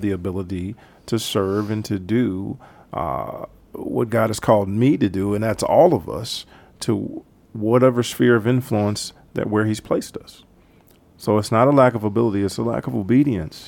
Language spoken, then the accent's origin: English; Herndon, Virginia, United States; moved away as an adult; now in Pittsburgh, United States; Home is Herndon, Virginia